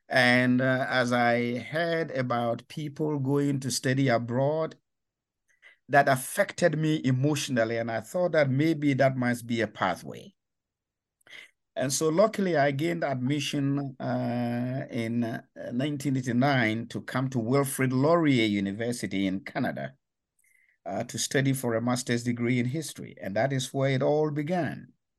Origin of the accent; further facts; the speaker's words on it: Ghana; I come from Ghana. In West Africa, and that was where I was born, raised, and educated from elementary school in the 1960s through to university in the 1980s.